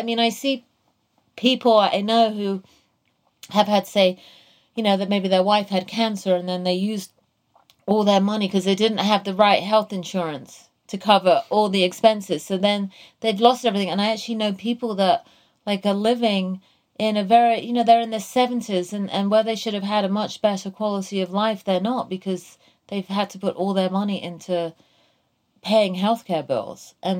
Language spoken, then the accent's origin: English; England, United Kingdom; And, you know, I came from England where we had healthcare for everyone.